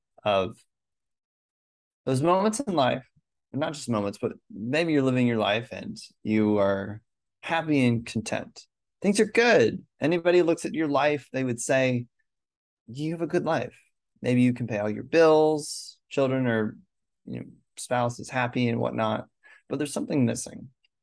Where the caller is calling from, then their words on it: Raleigh, North Carolina, United States; I'm tuning in from Raleigh, North Carolina in the States.